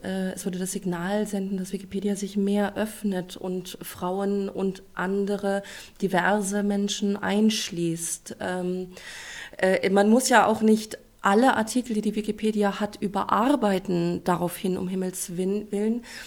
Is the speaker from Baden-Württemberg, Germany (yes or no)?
no; Celle, Lower Saxony, Germany; Ich komme aus Celle